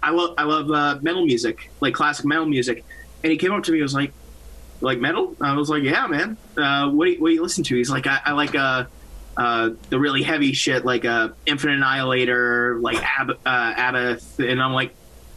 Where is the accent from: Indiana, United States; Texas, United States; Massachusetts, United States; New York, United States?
Massachusetts, United States; Yes, I'm from Massachusetts. My whole band is from Massachusetts, actually.